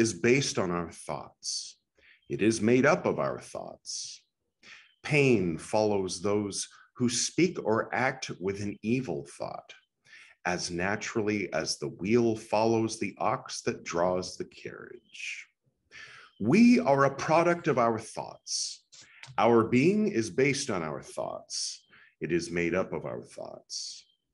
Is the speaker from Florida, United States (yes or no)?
no; California, United States; now in Goa, India; I am from California